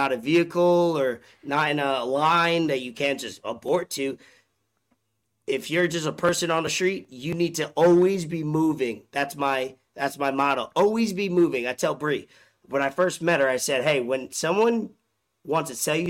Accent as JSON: {"language": "English", "region": "New York", "country": "United States", "said": "I'm a New Yorker."}